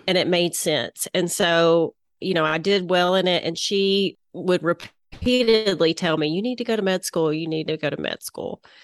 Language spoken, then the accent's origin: English; Little Rock, Arkansas, United States; accent: southern; I'm located in Little Rock, Arkansas, which you can probably tell by my southern accent